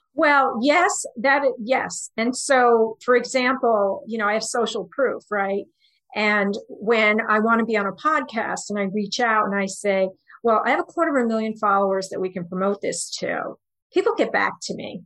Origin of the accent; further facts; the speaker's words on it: New York, United States; also born or lived in Houston; I'm from New York